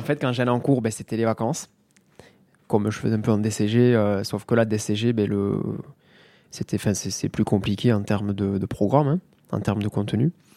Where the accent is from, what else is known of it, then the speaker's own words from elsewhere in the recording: Mazamet, Occitania, France; also born or lived in Toulouse; je suis originaire de Mazamet dans le Tarn, né en 88